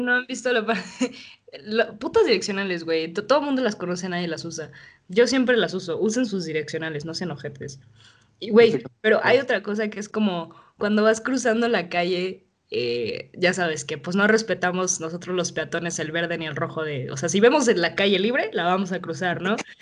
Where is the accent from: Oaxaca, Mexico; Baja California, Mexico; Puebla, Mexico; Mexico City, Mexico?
Mexico City, Mexico; soy de la Ciudad de México